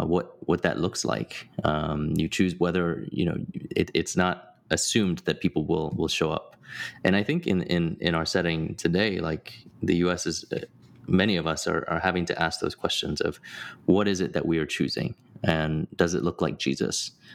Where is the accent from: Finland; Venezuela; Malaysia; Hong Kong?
Hong Kong; also born or lived in United Kingdom; now in United States; I didn't grow up in the U.S. I grew up overseas. I was born in Hong Kong. I spent my, you know, almost a decade in the U.K.